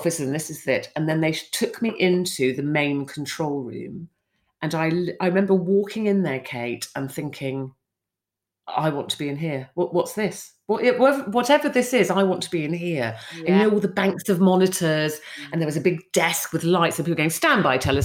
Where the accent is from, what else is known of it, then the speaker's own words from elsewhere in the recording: London, United Kingdom; moved away as an adult; also born or lived in Cornwall; I came from London. I went to boarding school and stuff in London, ended up in this small fishing village in Cornwall